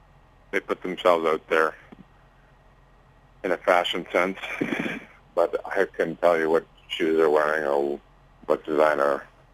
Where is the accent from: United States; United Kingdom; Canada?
Canada; Winkler, Manitoba